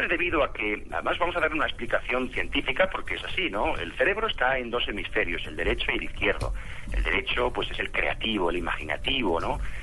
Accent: Spain; moved away as an adult; also born or lived in Barcelona; now in Colombia; Yo soy de España, soy de España

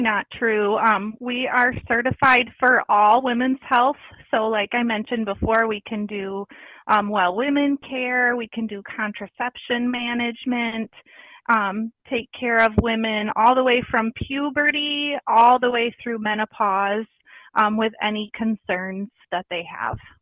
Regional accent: Battle Creek, Michigan, United States; I grew up in Battle Creek, Michigan

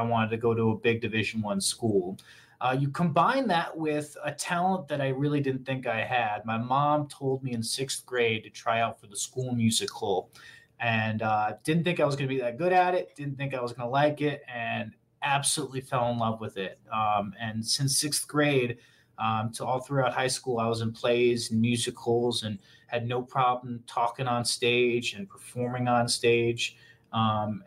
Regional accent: Connecticut, United States; moved away as an adult; now in Sacramento, United States; Born and raised on the East Coast, right in the middle of Connecticut and Boston, New York

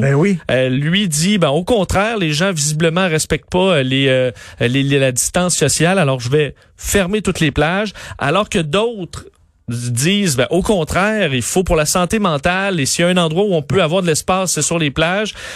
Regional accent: Quebec City, Quebec, Canada; now in Montreal, Canada; je suis un gars de Québec

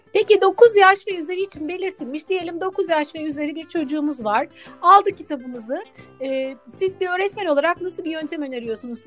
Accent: Istanbul, Turkey; Ben de İstanbul'da doğdum, büyüdüm. Bakırköy ilçesinde

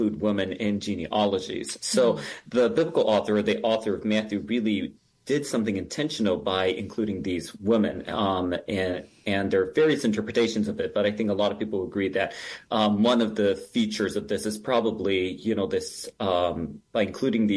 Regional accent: Japan; now in Minnesota, United States; I was actually born and raised in Japan

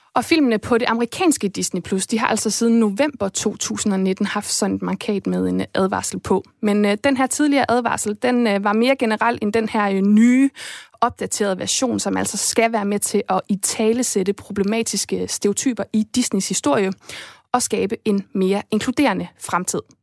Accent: Esbjerg, Southern Denmark, Denmark

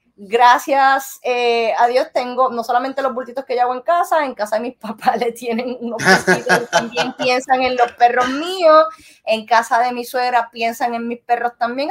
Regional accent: Puerto Rico; also born or lived in Florida; yo soy de Puerto Rico

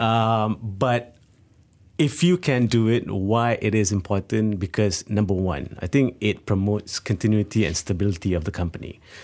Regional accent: Malaysia; we are living in Malaysia

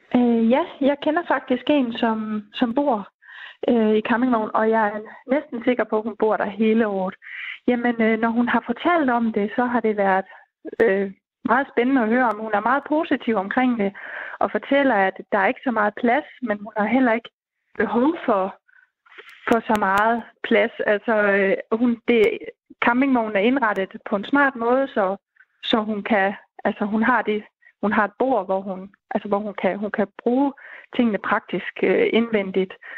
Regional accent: Denmark

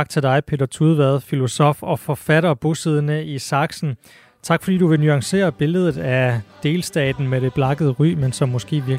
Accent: Denmark; Det virker for mig som dansker bekendt.

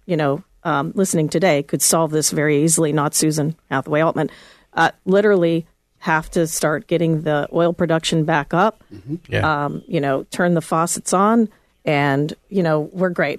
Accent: Pittsburgh, Pennsylvania, United States; moved away; I'm from Pittsburgh, and my dad was in the steel industry, and he lost his job right before I was going to go into college

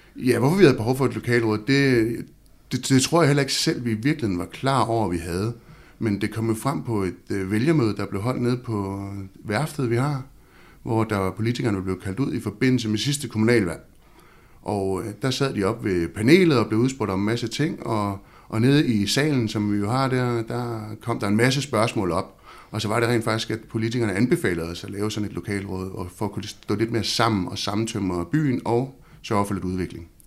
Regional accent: Havnsø, Zealand, Denmark; born or raised there

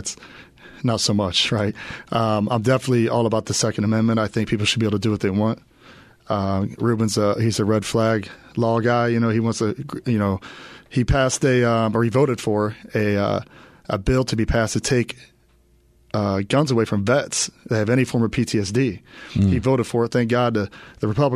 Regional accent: Fort Wayne, Indiana, United States; also born or lived in Auburn, Indiana; now in Arizona, United States; I'm originally from Fort Wayne, Indiana/Auburn, Indiana

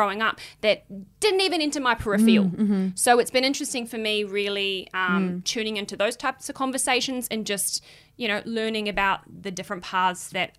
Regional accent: New Zealand; I'm white. I come from New Zealand.

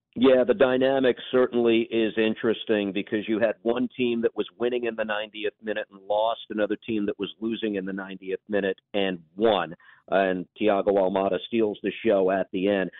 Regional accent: New York, United States; the metropolis that is New York, which has been my home for my entire life

